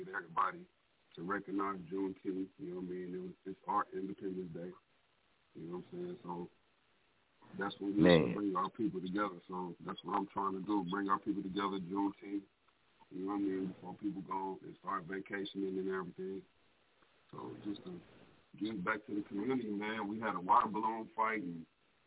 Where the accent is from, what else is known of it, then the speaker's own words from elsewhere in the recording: Muskogee, Oklahoma, United States; I'm from Muskogee, Oklahoma